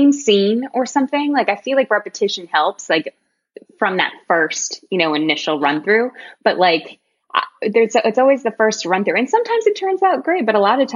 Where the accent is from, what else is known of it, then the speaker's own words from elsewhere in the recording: York, Maine, United States; moved away; also born or lived in Texas; I'm originally from York, Maine, like a super small town. And when my dad got a job here, I eventually went to a professional school